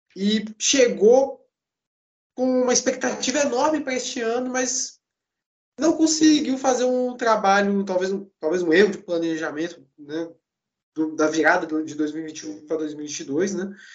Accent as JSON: {"language": "Portuguese", "region": "Espírito Santo", "country": "Brazil", "said": "eu sou do Espírito Santo"}